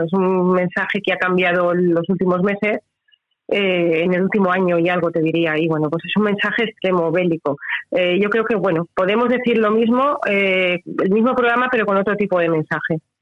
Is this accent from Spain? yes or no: yes; Alicante, Valencian Community, Spain; now in Altea, Spain; yo vivo realmente en Altea, soy de Alicante